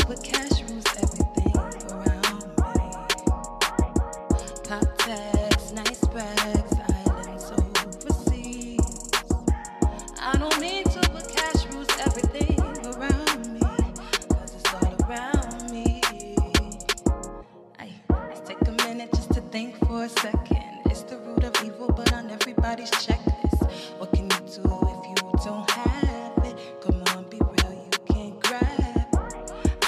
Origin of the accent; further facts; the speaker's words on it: Bridgeport, Connecticut, United States; I'm from Bridgeport, Connecticut.